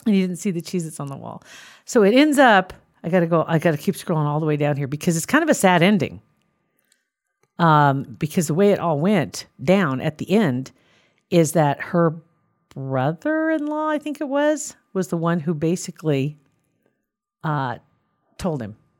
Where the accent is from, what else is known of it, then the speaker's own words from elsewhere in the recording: Ashland, Nebraska, United States; I'm from Ashland in Saunders County, barely in Saunders County.